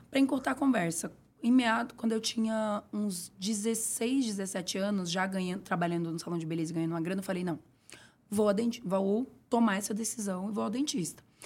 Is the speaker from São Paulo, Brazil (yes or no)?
yes; São Paulo, Brazil; also born or lived in Bahia; Eu nasci na Bahia, onde eu vivi na roça até os meus nove anos de idade. Era uma realidade super simples, super escassa de recursos, não recursos sentimentais. Então eu sempre digo uhum. que eu uhum. fui muito feliz na minha infância toda. No entanto, a escassez desses recursos tiveram desdobramentos na questão de de cuidado, de autocuidado. Sim. Então, quando eu mudo para São Paulo